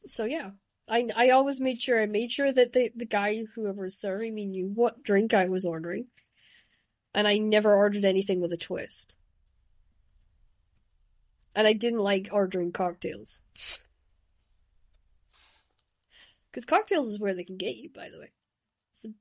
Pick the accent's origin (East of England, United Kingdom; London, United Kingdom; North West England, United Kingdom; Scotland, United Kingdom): Scotland, United Kingdom; Shetland; growing up in Shetland